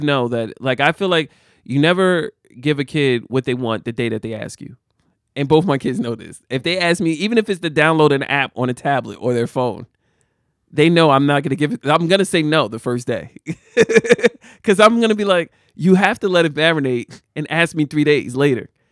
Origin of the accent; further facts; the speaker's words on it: Jersey City, New Jersey, United States; I grew up in the eighties, I grew up in Jersey City.